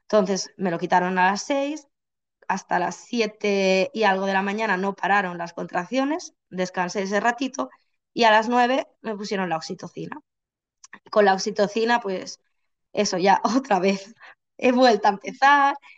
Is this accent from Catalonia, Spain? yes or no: yes; Barcelona, Catalonia, Spain; now in Santiago de Compostela, Spain; yo vivo en Santiago de Compostela, pero soy de Barcelona